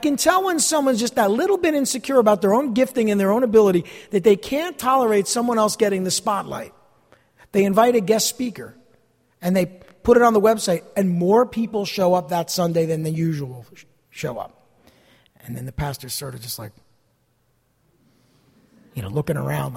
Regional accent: New Jersey, United States; I'm from New Jersey

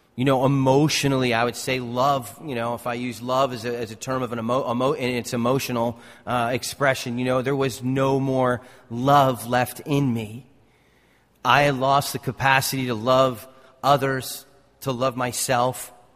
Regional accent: North Caldwell, New Jersey, United States; I grew up in Essex County. I grew up in North Caldwell.

